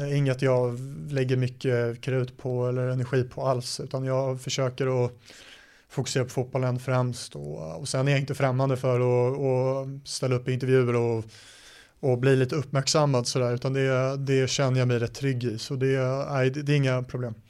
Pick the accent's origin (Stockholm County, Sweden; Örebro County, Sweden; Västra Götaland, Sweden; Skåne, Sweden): Stockholm County, Sweden; Stockholm; also born or lived in United States; det är i Stockholm där jag är ifrån